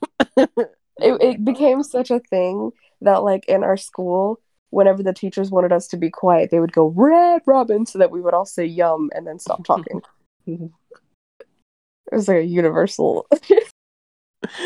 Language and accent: English; United States; I grew up in America